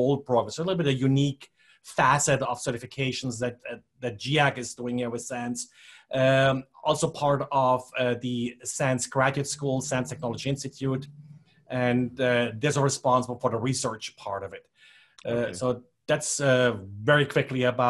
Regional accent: Germany; moved away as an adult; now in United States; I grew up in Germany originally, came to the United States like 30 years ago or something like that.

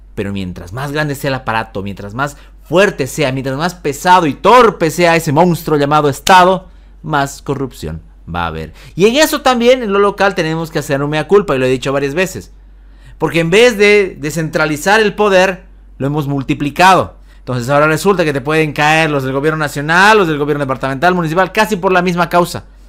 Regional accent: Bolivia; como bolivianos

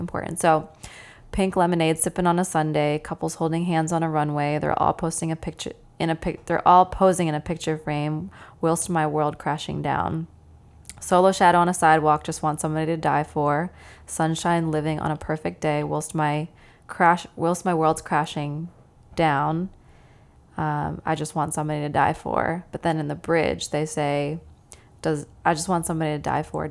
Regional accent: Bucks County, Pennsylvania, United States; now in Philadelphia, United States; I'm a Philly native, but, you know, that's just been the last 10 years of my life. I'm actually from Bucks County

